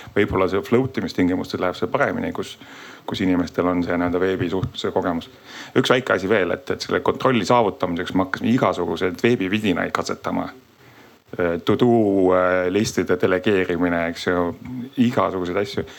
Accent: Tartu, Tartu County, Estonia; ma õnneks olen ise Tartust

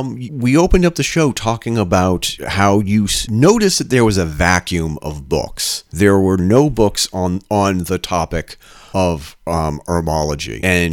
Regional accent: Vermont, United States; when I was growing up in Vermont.

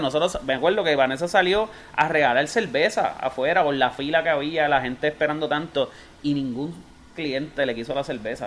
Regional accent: Bayamón, Puerto Rico; yo soy de Santa Juanita

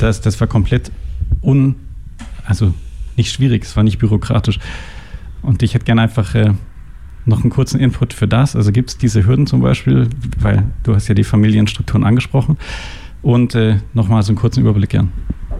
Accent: Germany; now in Switzerland; ich komme aus Deutschland und meine Mutter äh, war Krankenschwester und bei uns war das einfach kein Problem

